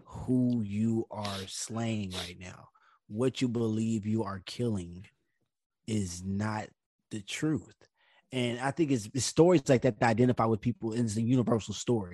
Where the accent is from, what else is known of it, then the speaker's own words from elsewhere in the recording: United States; my home country